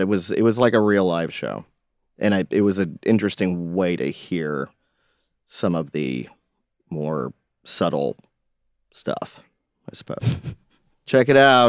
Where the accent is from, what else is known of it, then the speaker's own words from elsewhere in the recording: Hilton Head Island, South Carolina, United States; I grew up on Hilton Head